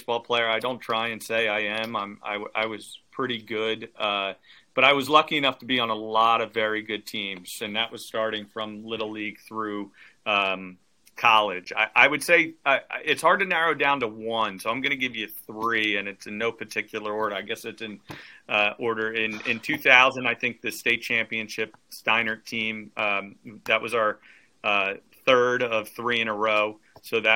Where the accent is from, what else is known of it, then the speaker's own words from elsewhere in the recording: Trenton, New Jersey, United States; my hometown team